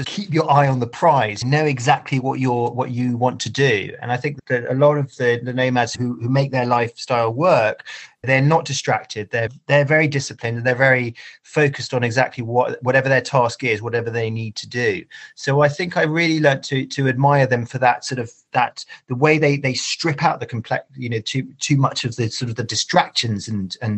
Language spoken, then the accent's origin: English; United Kingdom; as a Brit